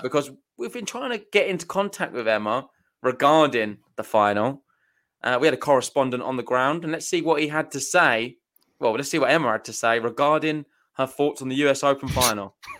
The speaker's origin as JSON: {"language": "English", "country": "United Kingdom", "said": "I'm from Britain."}